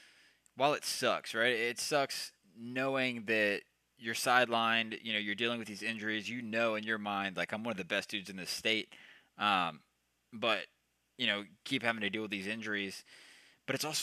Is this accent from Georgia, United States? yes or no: yes; Georgia, United States; I grew up in Georgia